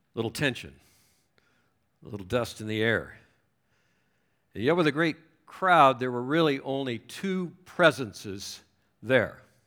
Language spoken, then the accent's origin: English; Southern California, United States; moved away as an adult; also born or lived in Chicago; I was raised in Southern California